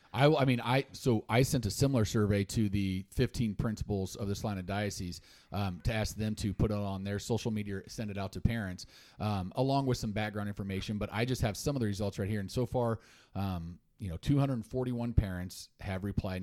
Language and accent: English; Salina, Kansas, United States; I grew up in Salina till eighth grade